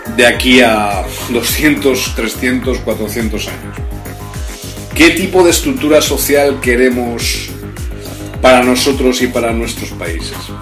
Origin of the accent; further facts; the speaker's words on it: Spain; en España, donde yo me encuentro ahora, en mi país de origen